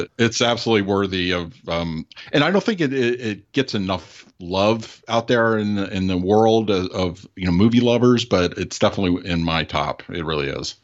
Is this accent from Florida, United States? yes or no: no; Los Angeles, California, United States; moved away; I'm originally from the Los Angeles area. I grew up out there.